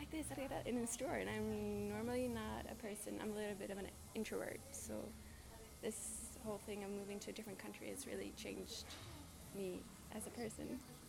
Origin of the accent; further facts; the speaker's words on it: Sweden; first language Swedish; English is a second language; now in Paris, France; Because English is my second language and French is my third.